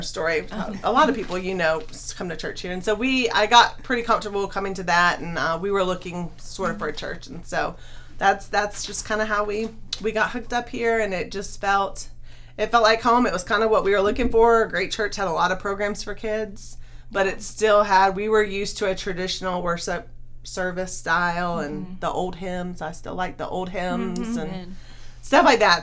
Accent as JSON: {"language": "English", "town": "Summerville", "region": "South Carolina", "country": "United States", "also_born_or_lived": "Charleston, South Carolina", "moved": "yes", "said": "I'm originally from Somerville, South Carolina. It used to be a small town"}